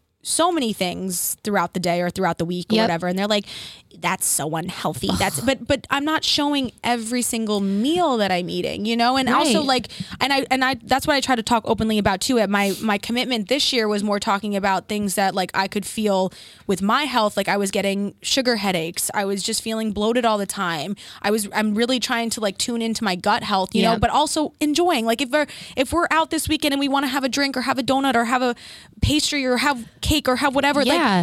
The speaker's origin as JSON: {"language": "English", "region": "Florida", "country": "United States", "tie": "born or raised there", "said": "I grew up in Florida"}